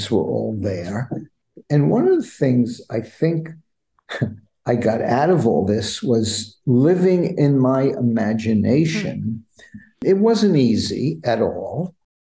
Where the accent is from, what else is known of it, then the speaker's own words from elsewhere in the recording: New York City, New York, United States; I grew up in the Bronx, New York